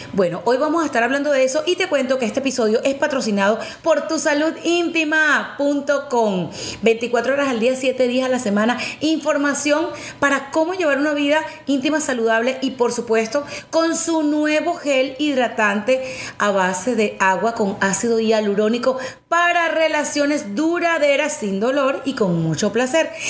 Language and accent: Spanish; Venezuela; en mi país, en Venezuela